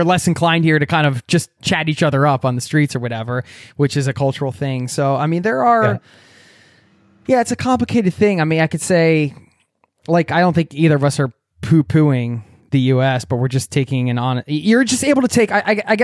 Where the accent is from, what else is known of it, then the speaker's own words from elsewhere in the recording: United States; moved away as an adult; now in Norway; I love my home country, America, where I come from. And I obviously, I wouldn't be who I am without being raised there.